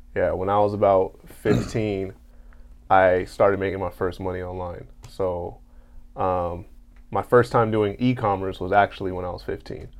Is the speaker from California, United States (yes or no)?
yes; Carson, California, United States; I'm from Carson